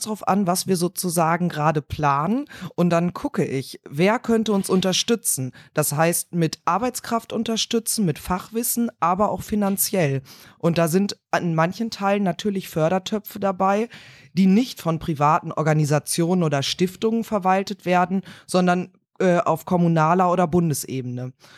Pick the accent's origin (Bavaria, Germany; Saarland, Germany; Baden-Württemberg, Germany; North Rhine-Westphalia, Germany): North Rhine-Westphalia, Germany; Cologne; bin Kölnerin, lebe dort im Kölner Süden